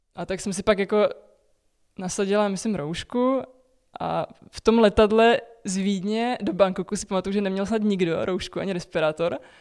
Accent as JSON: {"language": "Czech", "country": "Czechia"}